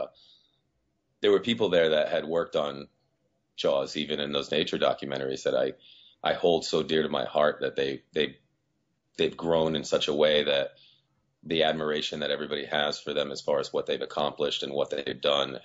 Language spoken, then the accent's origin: English; Rhode Island, United States; also born or lived in Azores, Portugal; Well, I'm originally from the Azores. And when I was 3 years old, I moved over here to New England. And I've lived here in Rhode Island for most of my life